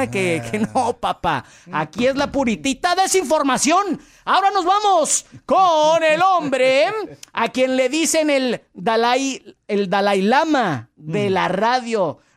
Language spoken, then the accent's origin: Spanish; Mexico; Y que Donald Trump no está tan fácil de doblegar, sino porque somos mexicanos a la vez.